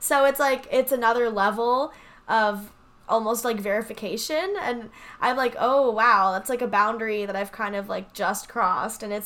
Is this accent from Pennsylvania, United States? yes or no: yes; the Poconos, Pennsylvania, United States; also born or lived in New York City, United States; now in Los Angeles, United States; I actually grew up in the Poconos in Pennsylvania